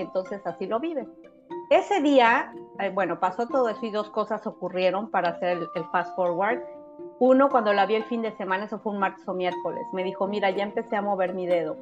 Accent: Mexico; now in United States; México, que es de donde soy yo

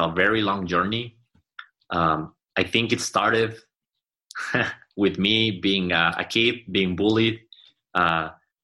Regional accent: Mexico City, Mexico; now in Monterrey, Mexico; I'm not from here, I'm from Mexico City

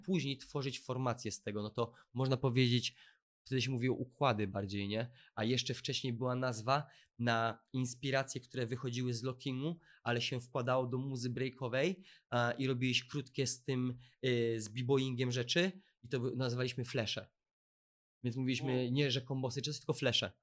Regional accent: Łódź, Łódź Voivodeship, Poland; ja też jestem z Łodzi

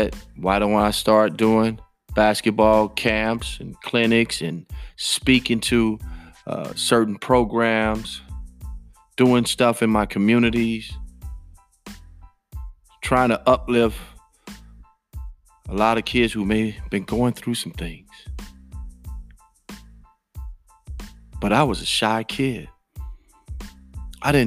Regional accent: Chicago, Illinois, United States; I was born and raised in Chicago

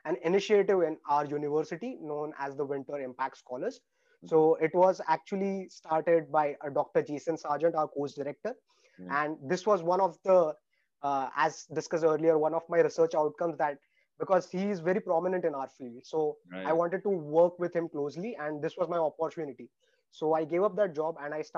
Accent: India; moved away as an adult; now in Australia; in India, I actually had 13 backlogs before in engineering.

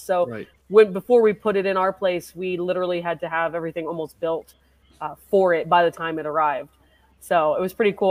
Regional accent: Colorado, United States; also born or lived in Michigan / Poughkeepsie, New York / Asheville, North Carolina; I grew up here in Colorado for the most part, uh, but I spent a little time in Michigan.

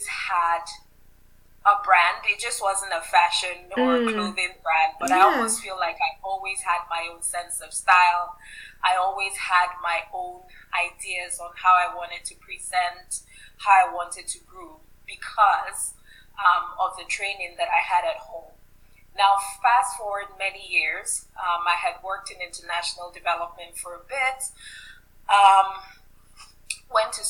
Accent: Ibadan, Oyo, Nigeria; moved away; growing up in Nigeria, we lived in the southwestern part, and in the city that I grew up in, Ibadan

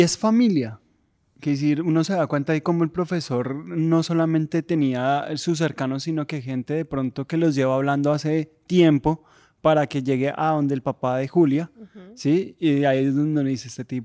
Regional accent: Colombia; en mi país

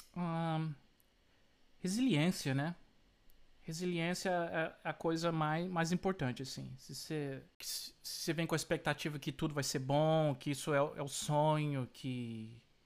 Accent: Brazil; also born or lived in Florida, United States; now in United States

